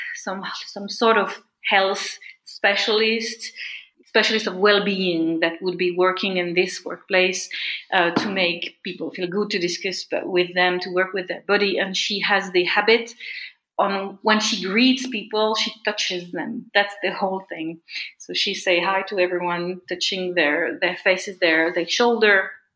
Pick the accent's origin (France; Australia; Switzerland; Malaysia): France; I come from France